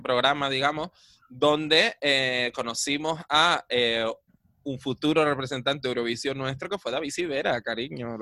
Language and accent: Spanish; Adeje, Canary Islands, Spain; yo cuando era pequeño ya en Adeje habían como 30.000 habitantes